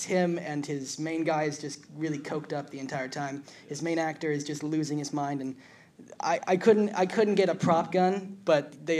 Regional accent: Northern California, United States; There's no forest in my town because I'm from Northern California.

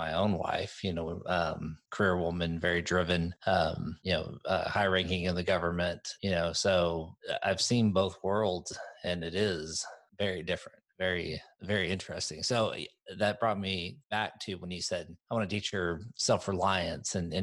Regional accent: Texas, United States; moved away; also born or lived in Washington, District of Columbia, United States; I'm from Texas

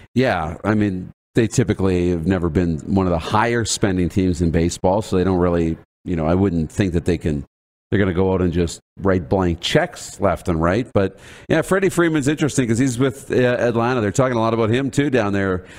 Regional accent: Canada; as a Canadian

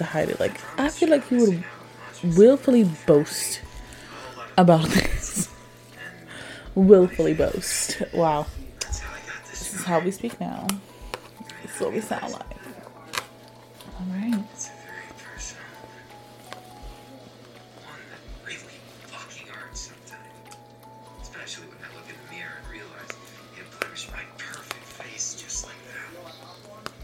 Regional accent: New York, United States; I'm from New York

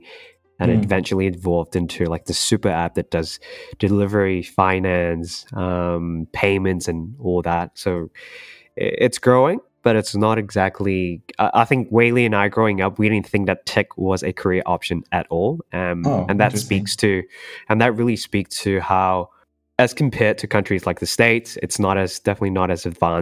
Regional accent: Malaysia; moved away as an adult; now in Sydney, Australia; I'm from Malaysia. I grew up in Malaysia, went to Australia for university, and I'm currently based in Sydney right now

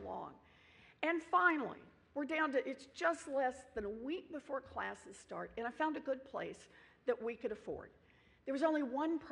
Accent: Oklahoma, United States; I grew up out in Oklahoma on the ragged edges of the middle class

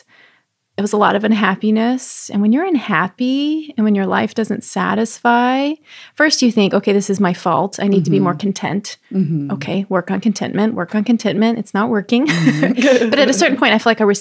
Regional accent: Texas, United States; moved away; also born or lived in Florida; I grew up with it in Texas

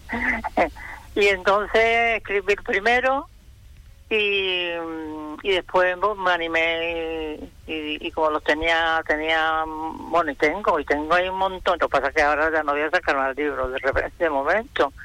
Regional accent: Peñarroya-Pueblonuevo, Andalusia, Spain; now in Fuerteventura, Spain; Yo soy cordobesa de Peñarroya, ya pueblo nuevo

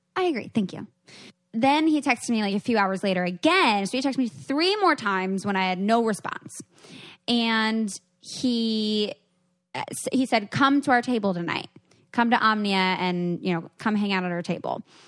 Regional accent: Seattle, Washington, United States; I'm from Seattle.

